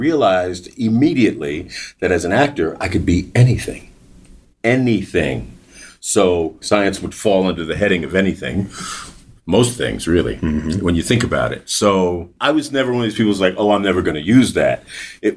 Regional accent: New York City, New York, United States; growing up in New York

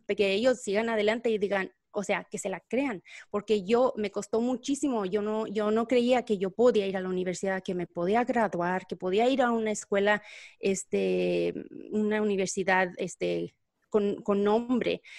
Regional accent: Texas, United States; also born or lived in Mexico / Guadalajara; yo llegué aquí a los tres años y obviamente aquí me criaron

